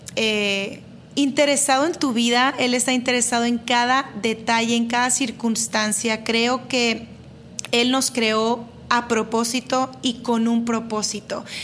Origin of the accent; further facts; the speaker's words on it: Monterrey, Nuevo León, Mexico; soy de Monterrey